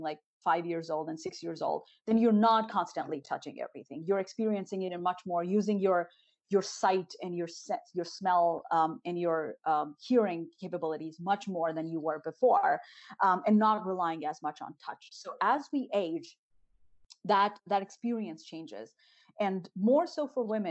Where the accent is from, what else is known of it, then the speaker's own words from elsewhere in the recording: northern India, India; moved away; growing up in Northern India